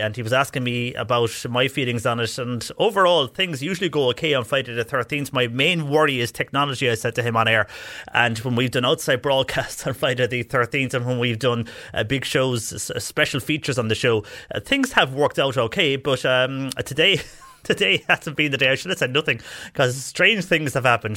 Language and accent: English; West Cork, Munster, Ireland; moved away as an adult; I'm from West Cork